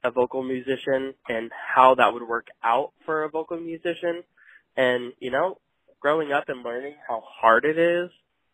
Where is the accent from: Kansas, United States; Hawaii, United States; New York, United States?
Kansas, United States; El Dorado; moved away as an adult; also born or lived in Wichita, Kansas; now in Bentonville, United States; I'm from El Dorado, Kansas, but was in those areas before I moved back to Bentonville